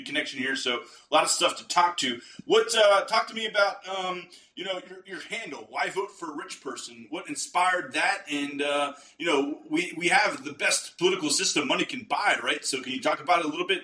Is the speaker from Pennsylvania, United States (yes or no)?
yes; Pittsburgh, Pennsylvania, United States; moved away; also born or lived in Philadelphia; I'm from Pittsburgh